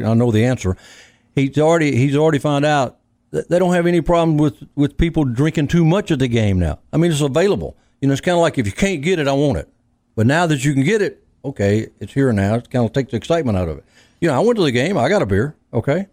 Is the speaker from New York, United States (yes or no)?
no; Cleveland, Mississippi, United States; also born or lived in Shaw, Mississippi; I grew up. I was born in Shaw in Cleveland, Mississippi